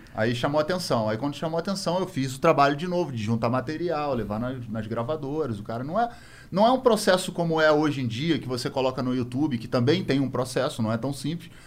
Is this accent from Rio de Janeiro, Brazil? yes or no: yes; Rio de Janeiro, Brazil; a gente é do Rio de Janeiro